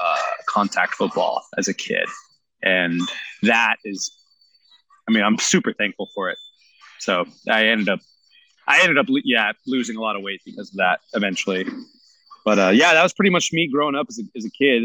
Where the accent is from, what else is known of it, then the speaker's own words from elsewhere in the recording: San Jose, California, United States; I was born and raised here in San Jose